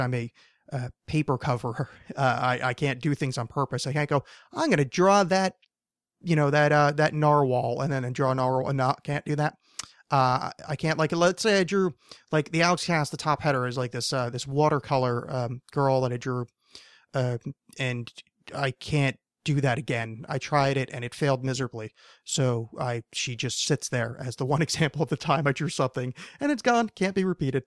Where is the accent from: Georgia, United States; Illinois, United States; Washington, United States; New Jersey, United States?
New Jersey, United States; I'm from New Jersey